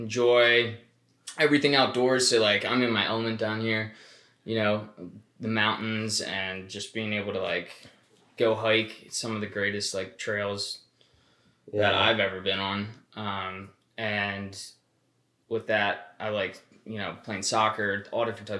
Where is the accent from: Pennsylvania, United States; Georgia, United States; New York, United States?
Pennsylvania, United States; Hershey; moved away as an adult; also born or lived in Baltimore / South Florida / State College, Pennsylvania; now in Asheville, United States; I was born and raised in Hershey, Pennsylvania.